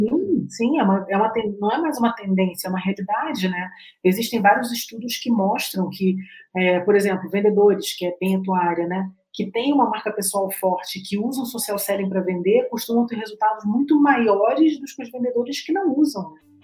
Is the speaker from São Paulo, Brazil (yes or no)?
no; Rio de Janeiro, Brazil; now in Curitiba, Brazil; eu sou carioca